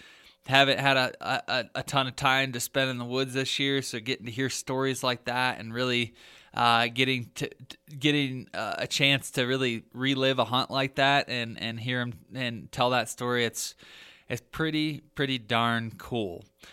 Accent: Michigan, United States; especially in my home state of Michigan

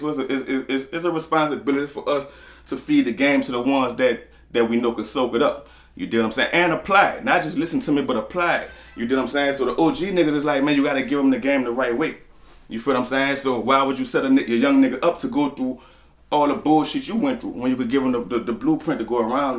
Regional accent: New Orleans, Louisiana, United States; I'm from the Forewalk. I'm from downtown, Conside Street. Next street over, Banville Street

